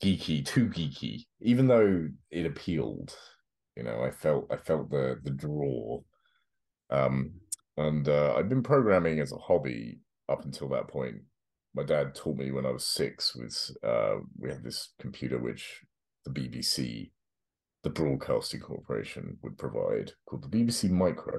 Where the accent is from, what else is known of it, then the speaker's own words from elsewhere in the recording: London, United Kingdom; moved away as an adult; now in North Carolina, United States; I grew up South London, England